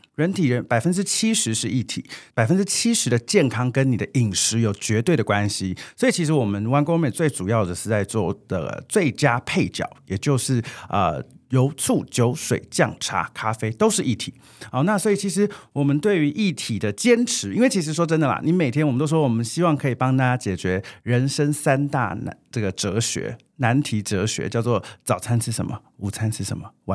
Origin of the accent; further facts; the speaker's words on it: Taiwan; 我们台湾人也非常，就是 family oriented